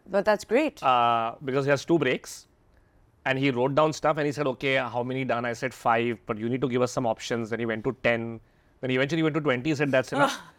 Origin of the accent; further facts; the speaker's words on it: Bangalore, Karnataka, India; born there; I was born in Bangalore. My parents uh, were there about 15 years, so he makes lovely South Indian food.